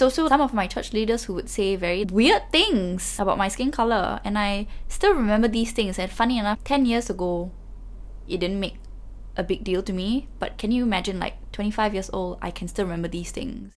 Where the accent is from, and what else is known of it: Singapore; born or raised there; moved away as an adult; now in London, United Kingdom